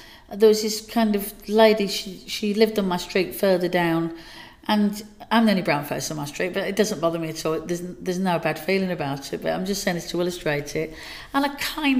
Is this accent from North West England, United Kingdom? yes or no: no; Dagenham, London, United Kingdom; now in Burnley, United Kingdom; I moved away from Dagenham to Burnley